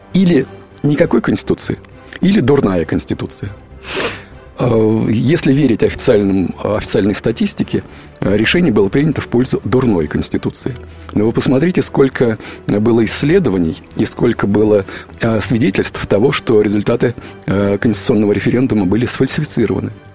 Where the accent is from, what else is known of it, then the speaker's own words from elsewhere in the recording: Russia; Я, как человек из России, много раз, раз преподававший в Америке